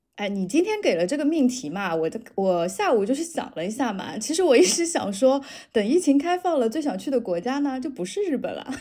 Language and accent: Chinese; Shanghai, China; 我作为一个上海人